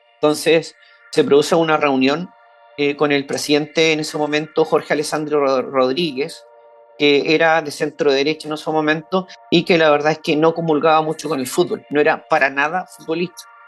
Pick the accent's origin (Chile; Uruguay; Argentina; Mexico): Chile; soy chileno, también soy periodista